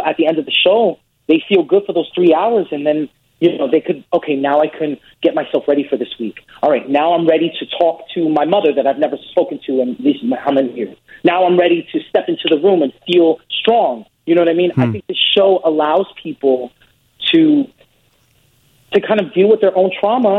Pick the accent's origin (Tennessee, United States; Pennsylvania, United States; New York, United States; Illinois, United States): New York, United States; New York City; I grew up in the Bronx, New York